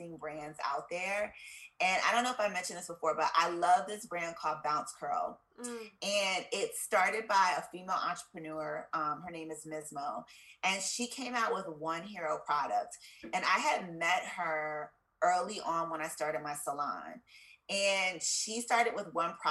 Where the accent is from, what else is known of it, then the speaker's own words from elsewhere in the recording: Columbia, Maryland, United States; also born or lived in Pennsylvania / Washington, D.C.; I am from Columbia, Maryland. I was born in Columbus, Ohio, but I moved from there when I was like 4, so I really have no memory of it. And I grew up in Maryland